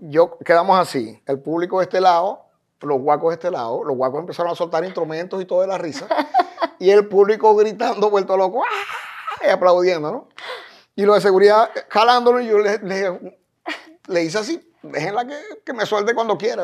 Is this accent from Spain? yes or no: no; Maracaibo, Zulia, Venezuela; moved away as an adult; now in Miami, United States; como decimos en Maracaibo